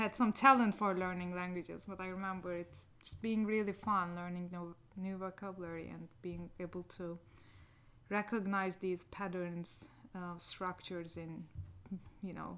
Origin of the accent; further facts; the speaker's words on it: Niksar, Tokat, Turkey; English is a second language; moved away as an adult; also born or lived in Ankara, Turkey / California, United States; we moved to my hometown, Niksar